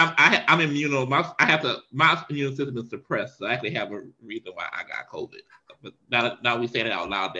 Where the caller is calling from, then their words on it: Powder Springs, Georgia, United States; I'm calling you from Powder Springs, Georgia. We are officially moved